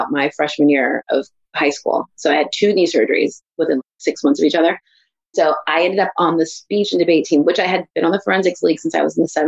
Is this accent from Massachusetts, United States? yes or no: no; Santa Maria, California, United States; also born or lived in East Palo Alto; So I was born in the Bay Area in East Palo Alto, California.